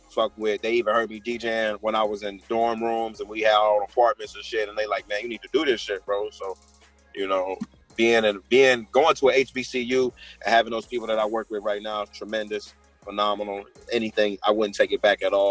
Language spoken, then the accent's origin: English; Chicago, Illinois, United States; I was from Chicago.